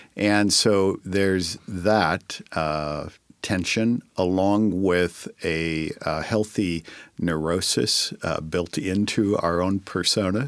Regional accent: Northern California, United States; moved away as an adult; also born or lived in Sacramento / San Francisco; now in Tacoma, United States; I grew up in Northern California, so I lived it and breathed it in Sacramento, San Francisco for eighteen years

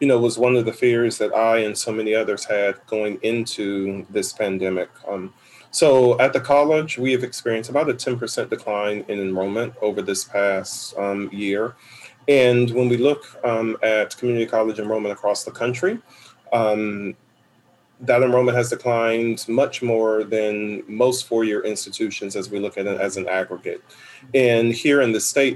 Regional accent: Oberlin, Ohio, United States; also born or lived in Atlanta, Georgia; now in Tacoma, United States; I am originally from Oberlin, Ohio, have been and worked in many cities and states

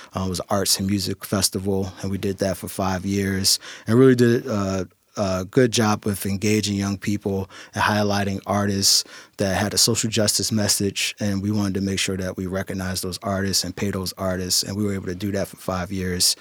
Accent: Philadelphia, Pennsylvania, United States; moved away as an adult; now in Tacoma, United States; I'm originally from Philadelphia. Um, was born and raised in Philadelphia. Spent the first twenty-five years of my life in Philadelphia

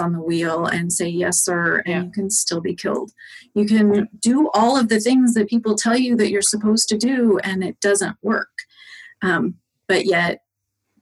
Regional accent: Greeley, Colorado, United States; moved away as an adult; also born or lived in Kansas; now in Tacoma, United States; I grew up in Colorado, so it was very flat.

